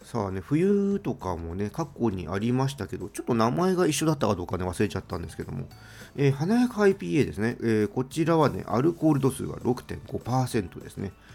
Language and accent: Japanese; Tokyo, Japan; 私はねもう東京生まれの東京育ちなので